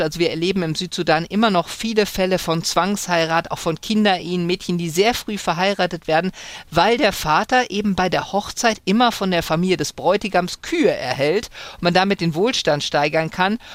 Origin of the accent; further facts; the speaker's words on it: Germany; ich komme aus Deutschland